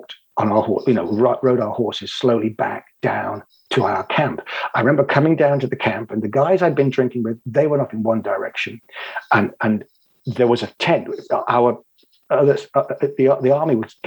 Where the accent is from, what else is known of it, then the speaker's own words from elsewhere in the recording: England, United Kingdom; also born or lived in Cotswolds / Israel / United States; I'm an Englishman